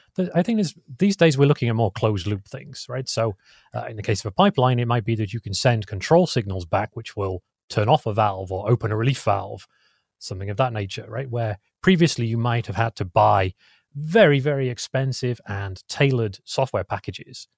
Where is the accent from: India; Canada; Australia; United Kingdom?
United Kingdom; England; now in California, United States; I'm English originally